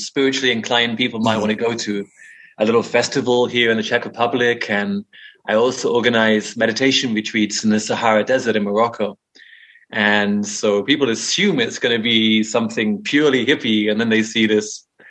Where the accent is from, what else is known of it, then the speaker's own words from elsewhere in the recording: Brighton, South East England, United Kingdom; moved away as an adult; also born or lived in India; grew up in Brighton in England.